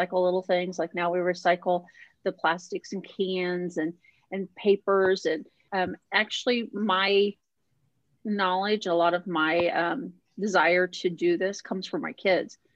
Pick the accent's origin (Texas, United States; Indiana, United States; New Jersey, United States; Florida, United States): Indiana, United States; moved away as an adult; now in Minnesota, United States; I grew up in Indiana in a small town